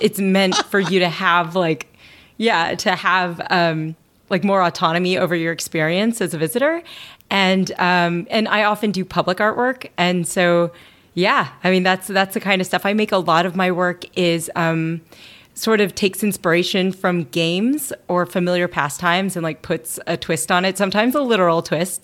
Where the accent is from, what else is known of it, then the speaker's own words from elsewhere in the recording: Louisville, Kentucky, United States; moved away; I grew up in Louisville, Kentucky